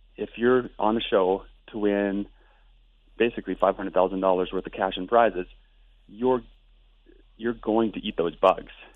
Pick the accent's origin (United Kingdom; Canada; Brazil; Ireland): Canada; Lethbridge, Alberta; I'm from Lethbridge, Alberta